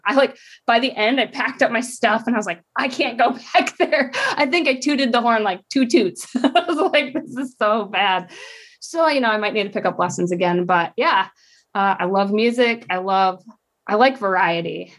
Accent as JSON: {"language": "English", "region": "Michigan", "country": "United States", "tie": "born or raised there", "also_born_or_lived": "Idaho", "moved": "as an adult", "said": "I grew up in Michigan, little state"}